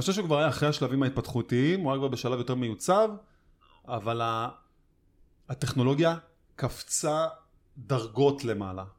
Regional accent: Tel Aviv, Tel Aviv District, Israel; בתור תל אביבי

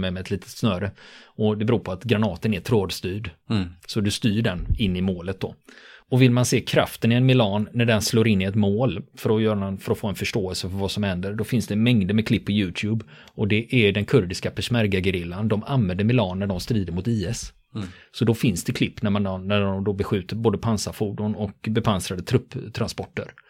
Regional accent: Sweden; som svensk

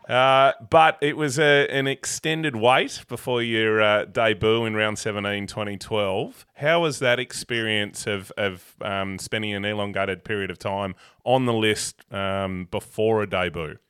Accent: Avoca, Tasmania, Australia; I grew up in Avoca

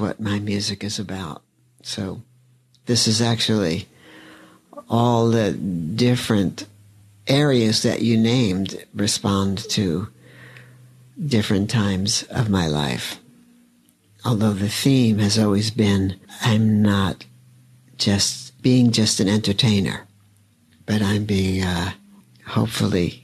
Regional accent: New York City, New York, United States; growing up in Brooklyn, there actually were like guys on the corner singing doo-wop

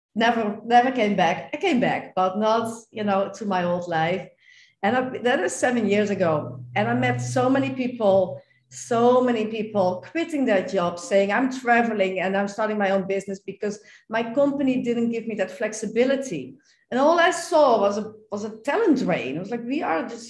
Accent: Netherlands; I am from the Netherlands

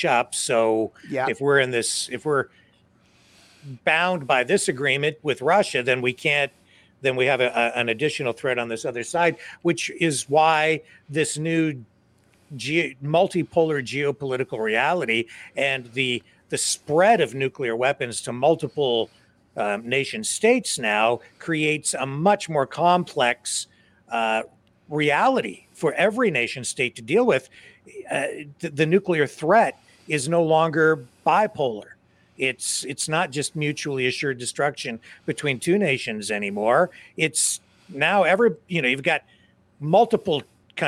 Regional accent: Canada; as a Canadian

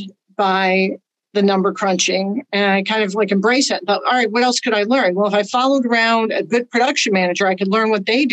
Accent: Chicago, Illinois, United States; moved away as an adult; also born or lived in Los Angeles; I'm from Chicago originally.

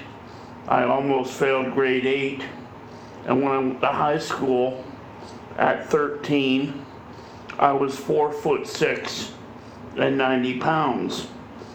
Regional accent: Sarnia, Ontario, Canada; also born or lived in Windsor, Ontario; We lived in Windsor until I was four, and my mom got a job in Sarnia, and we moved to Sarnia when I was four

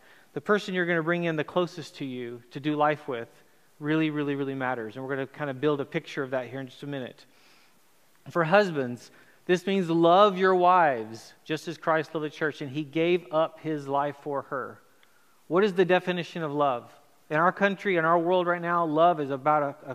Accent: Chile; moved away; also born or lived in United States; I grew up in Chile, South America, had moved to America

